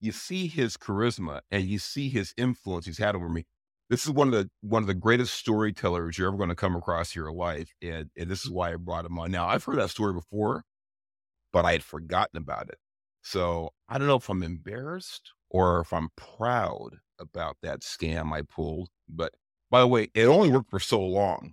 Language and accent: English; Los Angeles, California, United States; we grew up in Southeast L A. A lot of people know it as Watts